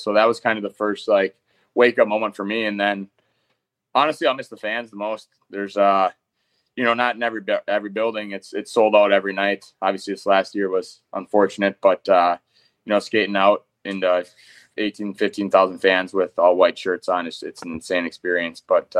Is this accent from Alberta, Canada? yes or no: no; Manitoba, Canada; So I come from Manitoba, where, a go-to guy in the power play or played first line and, put up points with some really good players down there too.